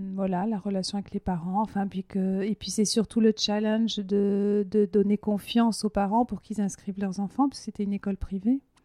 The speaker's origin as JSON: {"language": "French", "area": "Hautes-Pyrénées", "region": "Occitania", "country": "France", "tie": "born or raised there", "moved": "yes", "said": "je suis originaire là-bas, mais c'est pas là-bas que j'ai vécu le plus longtemps de ma vie, mais c'est un peu mon, enfin, mon enfance, je l'ai passée dans, cette région-là. En fait, je suis née dans les Hautes-Pyrénées"}